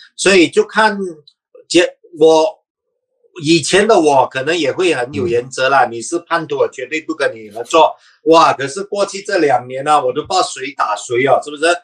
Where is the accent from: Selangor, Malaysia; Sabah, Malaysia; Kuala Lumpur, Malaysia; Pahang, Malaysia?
Sabah, Malaysia; 我是沙巴人